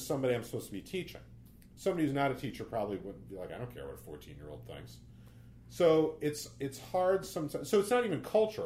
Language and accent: English; Braintree, Massachusetts, United States; moved away; also born or lived in South Bronx, New York; I grew up in Braintree